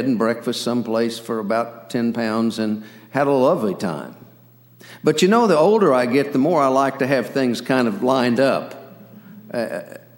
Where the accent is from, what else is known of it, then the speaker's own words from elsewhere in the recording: Ulysses, Kansas, United States; now in McLean, Virginia, United States; Ulysses, Kansas, my hometown